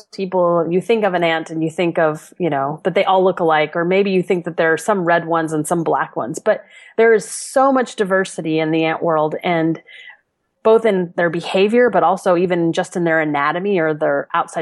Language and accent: English; New Orleans, Louisiana, United States; moved away as an adult; now in Chicago, United States; I grew up in New Orleans